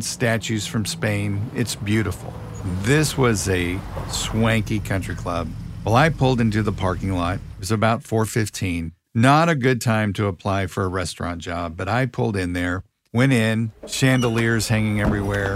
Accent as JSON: {"language": "English", "town": "Kansas City", "region": "Missouri", "country": "United States", "tie": "born or raised there", "said": "I grew up in Kansas City"}